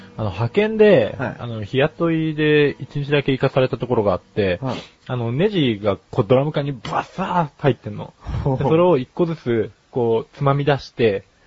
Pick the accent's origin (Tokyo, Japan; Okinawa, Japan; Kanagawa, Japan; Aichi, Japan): Kanagawa, Japan; Yokohama; 僕の地元の横浜に出店したんですね